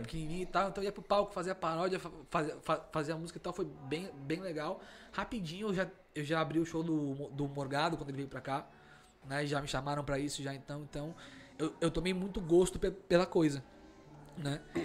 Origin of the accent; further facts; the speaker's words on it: Porto Alegre, Rio Grande do Sul, Brazil; moved away; eu sou gaúcho em Porto Alegre. Né? Eu tô aqui há 15 anos